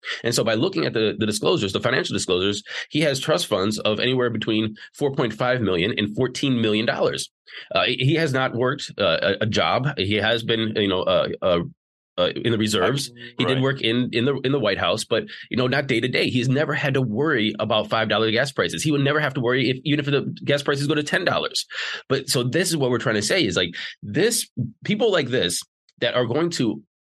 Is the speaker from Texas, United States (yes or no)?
no; Slavic Village, Ohio, United States; So I grew up in Slavic Village. I lived in a place called Bedford. I lived in, Chardon and Solon and Twinsburg and Streetsboro. I'm currently in Bay Village.